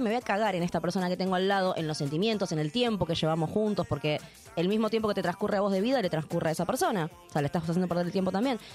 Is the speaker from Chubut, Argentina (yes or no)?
no; Ramos Mejía, Buenos Aires Province, Argentina; somos los dos de Ramos